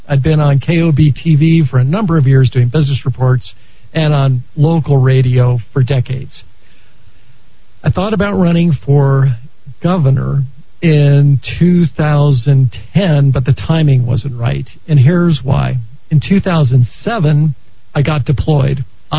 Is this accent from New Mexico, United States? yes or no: yes; New Mexico, United States; I was raised here in New Mexico, and I'm a Valley High School graduate.